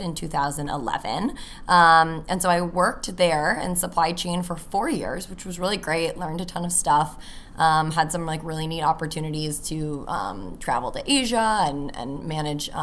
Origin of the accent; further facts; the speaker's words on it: California, United States; moved away as an adult; now in Chicago, United States; I'm from California. I moved to Chicago after I graduated college almost 6 years ago